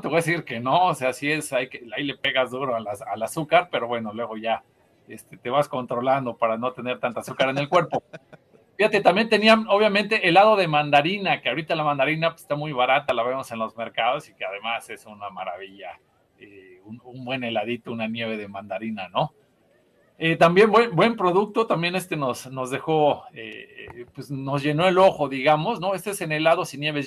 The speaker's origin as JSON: {"language": "Spanish", "country": "Mexico", "said": "nuestro sello como mexicanos"}